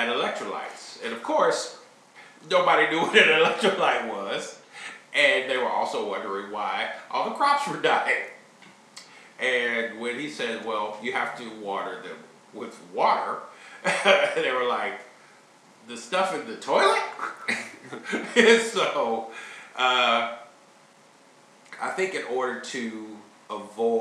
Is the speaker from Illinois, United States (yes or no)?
yes; Chicago, Illinois, United States; now in Kansas City, United States; I'm originally from Chicago